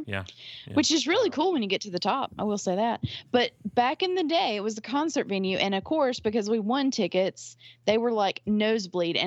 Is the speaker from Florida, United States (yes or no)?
no; Mississippi, United States; I grew up in Mississippi